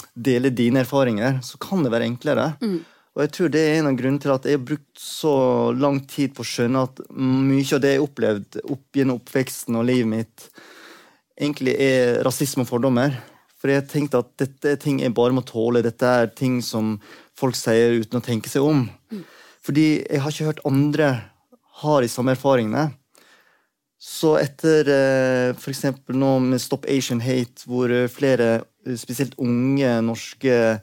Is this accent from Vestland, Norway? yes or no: yes; Sogn og Fjordane, Vestland, Norway; accent: Sogn dialect; also born or lived in South Korea; Jeg vokste opp i Sogn og Fjordane, men jeg er opprinnelig fra Sør-Korea.